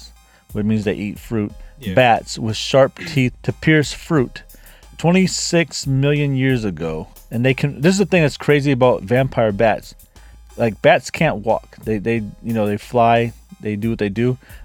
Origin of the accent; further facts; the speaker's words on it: United States; I'm from America